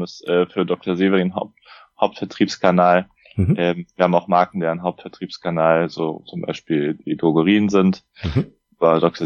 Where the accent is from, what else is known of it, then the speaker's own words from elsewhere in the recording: Frankfurt am Main, Hesse, Germany; also born or lived in Munich; ich bin 29, äh, komme aus Frankfurt am Main